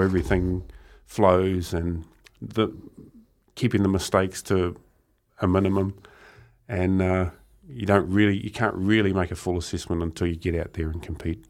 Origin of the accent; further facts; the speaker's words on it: Murupara, Bay of Plenty, New Zealand; growing up in Murupara. It was quite a small town, um, strong logging community